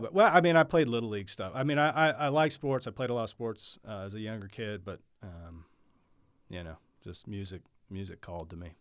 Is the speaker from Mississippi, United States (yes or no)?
no; Oklahoma City, Oklahoma, United States; I went to Putnam City High School.